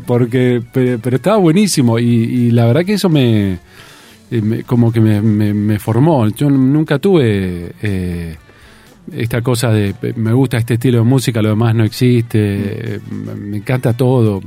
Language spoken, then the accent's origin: Spanish; Tandil, Buenos Aires Province, Argentina; also born or lived in Mar del Plata; yo me crié en Tandil, nací en Mar del Plata, pero me crié en Tandil